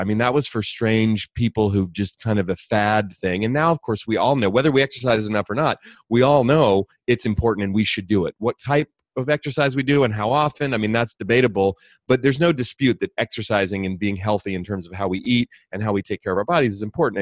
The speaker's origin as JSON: {"language": "English", "region": "California", "country": "United States", "tie": "born or raised there", "said": "I grew up here in California, not far from where I live now"}